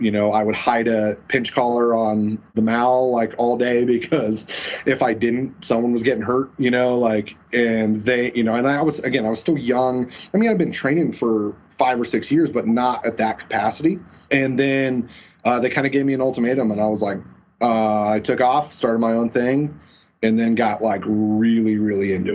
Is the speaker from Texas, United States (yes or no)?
no; Colorado Springs, Colorado, United States; I was born in Colorado Springs. I grew up in a place called Black Forest, which is still in Colorado Springs